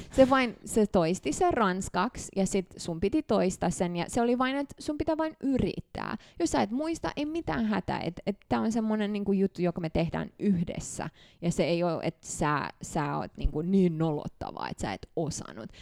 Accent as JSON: {"language": "Finnish", "country": "Canada", "tie": "born or raised there", "also_born_or_lived": "Bucharest, Romania / Mannheim, Germany / Montreal, Canada / Tampere, Finland", "second_language": "Finnish", "moved": "as an adult", "lives_now": "Finland", "said": "me muutettiin sinne vuonna 1993, ja mä, mä tulin Suomeen 2010"}